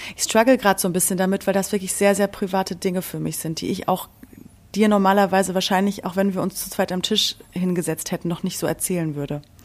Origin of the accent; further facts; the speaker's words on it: Berlin, Germany; ich komme aus Berlin